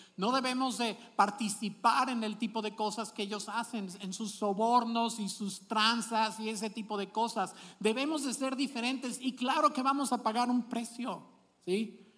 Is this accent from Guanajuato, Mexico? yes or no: yes; Celaya, Guanajuato, Mexico; de donde yo me crié en Celaya